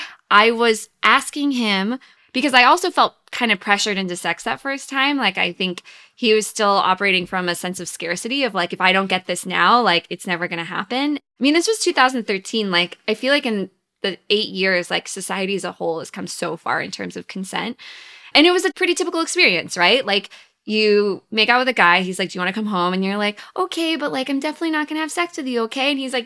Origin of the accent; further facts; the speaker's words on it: the South, United States; Well, I grew up in the South, and then I went to conservative, wealthy, small college in Virginia.